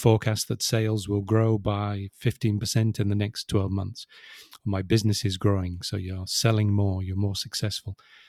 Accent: Wirral, North West England, United Kingdom; So it's much easier to say I grew up in Liverpool, which is not strictly true, but very close, sort of 10, 15 kilometers away.

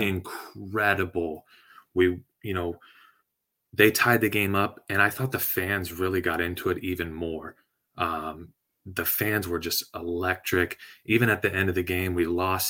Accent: San Diego, California, United States; I'm from San Diego

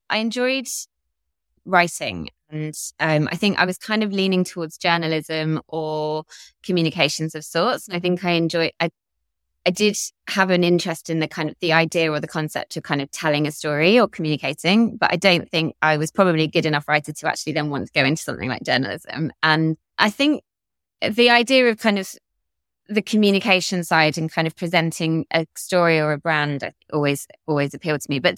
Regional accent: London, United Kingdom; also born or lived in Devon / Essex; I was born in London and grew up in both in London and Devon and actually Essex. My parents moved a bit when I was younger.

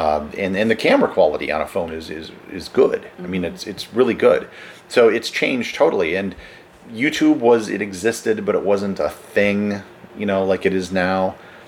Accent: Wisconsin, United States; moved away as an adult; I'm from Wisconsin

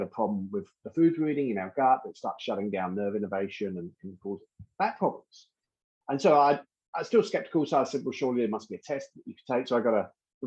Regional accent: London, United Kingdom; I'm originally from London

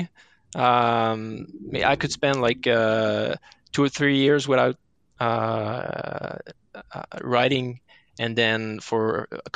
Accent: Saint-Sauveur, Quebec, Canada; I grew up in Saint-Sauveur, which is a ski village north of Montreal

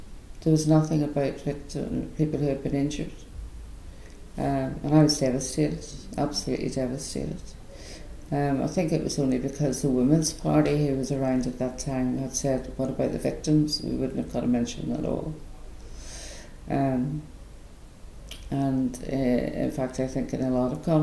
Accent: Belfast, Northern Ireland, United Kingdom; I was born in Belfast, brought up in Belfast

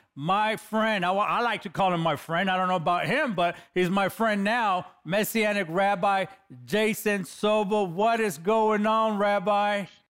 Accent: Los Angeles, California, United States; I come from the streets of Los Angeles

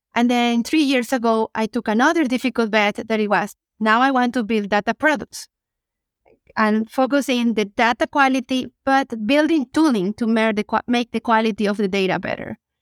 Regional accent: Venezuela; moved away as an adult; now in Canada; I'm originally from Venezuela, relocated to Canada ten years ago

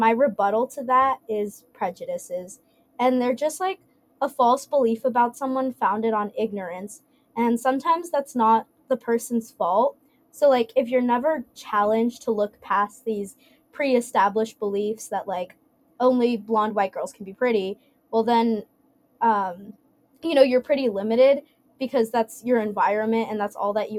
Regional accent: Dallas, Texas, United States; I'm from Dallas

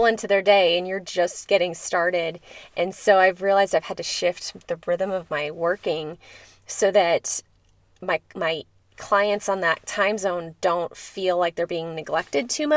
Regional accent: near Chicago, Illinois, United States; now in Colorado, United States; growing up near Chicago

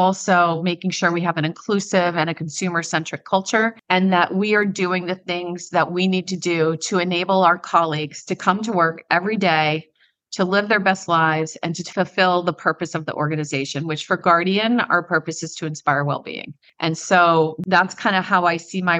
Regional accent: Midwest, United States; moved away; also born or lived in East Coast / West Coast / Ireland; I'm a Midwesterner. I've lived on the East Coast and the West Coast, lived in Ireland for a year. At my core, I'm a Midwesterner

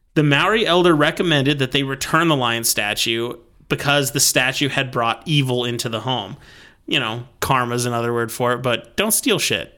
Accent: United States; as an American

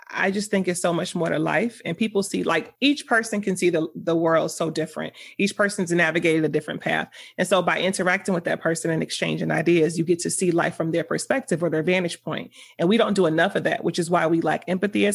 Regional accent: Miami, Florida, United States; moved away; Once I left South Florida, because I'm from Miami, once I left South Florida

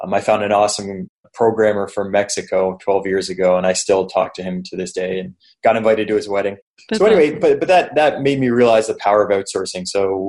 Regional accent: Canada; accent: Canadian; moved away as an adult; also born or lived in Toronto, Canada / Buenos Aires, Argentina; I was living back in Canada. So I'm Canadian. People probably noticed by the accent. So I was living in Canada, just in Toronto

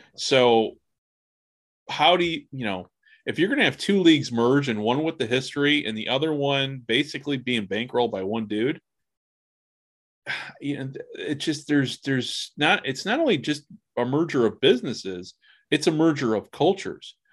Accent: United States; speaking as an American

